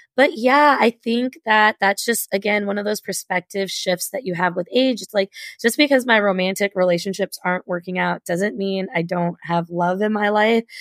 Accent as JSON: {"language": "English", "region": "Kentucky", "country": "United States", "tie": "born or raised there", "said": "I grew up in Kentucky"}